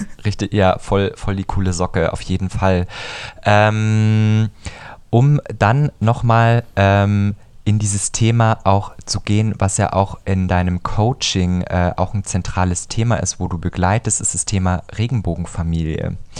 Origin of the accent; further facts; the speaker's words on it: Bavaria, Germany; also born or lived in Munich; diese sehr für mich empfundene bayerische Blase, in der ich mich befunden habe. Und bin dann erstmal nach München gezogen